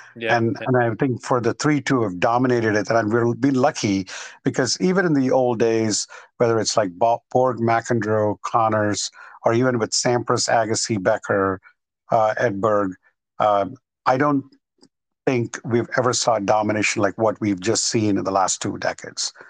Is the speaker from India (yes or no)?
yes; India; moved away; I grew up in India till about right. 1993